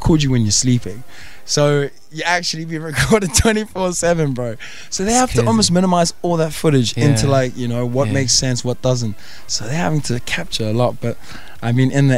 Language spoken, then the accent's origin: English; Cape Town, Western Cape, South Africa; moved away; I'm from Cape Town.